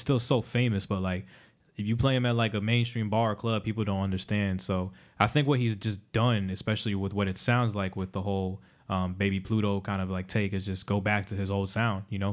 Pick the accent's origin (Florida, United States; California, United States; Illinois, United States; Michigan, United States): Florida, United States; Miami; I grew up in Miami